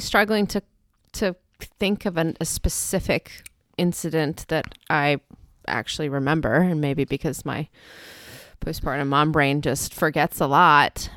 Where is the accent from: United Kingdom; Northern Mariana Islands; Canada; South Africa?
South Africa; moved away; I grew up in South Africa